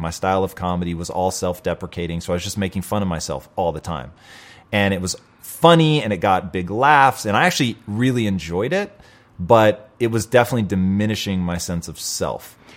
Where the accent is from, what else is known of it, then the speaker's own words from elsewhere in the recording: Tacoma, Washington, United States; now in Los Angeles, United States; I grew up in Tacoma, Washington.